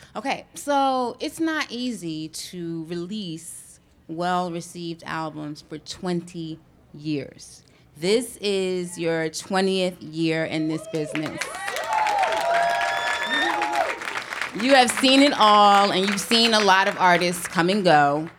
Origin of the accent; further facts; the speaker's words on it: East Orange, New Jersey, United States; my hometown of East Orange, New Jersey